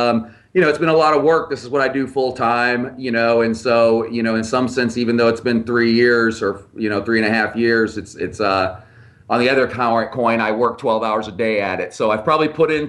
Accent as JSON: {"language": "English", "town": "Mukilteo", "region": "Washington", "country": "United States", "tie": "born or raised there", "moved": "yes", "lives_now": "Charlotte, United States", "said": "I grew up just outside Seattle when I was young. That's kind of where I grew up, in a place called Mukilteo, just north of Seattle."}